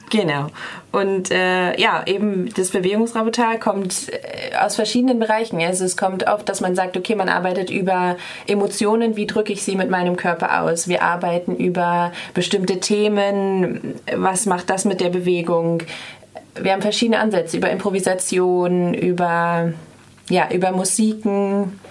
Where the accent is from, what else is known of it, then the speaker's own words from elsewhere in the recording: Bremen, Germany; moved away as an adult; now in Freiburg, Germany; Ich komme ursprünglich aus, ein, aus Bremen, quasi ganz Norddeutschland